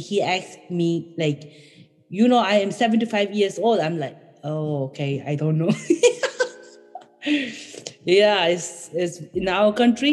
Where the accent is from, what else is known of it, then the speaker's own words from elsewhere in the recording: Bhutan; English is a second language; moved away as an adult; now in United States; I am from Bhutan and I am 32 years old